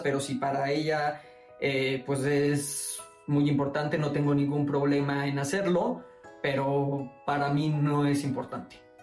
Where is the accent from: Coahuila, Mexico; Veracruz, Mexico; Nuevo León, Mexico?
Veracruz, Mexico; Boca del Río; moved away as an adult; now in Mexico City, Mexico; mi pueblito, mi boca del río, Veracruz, su comida, su gente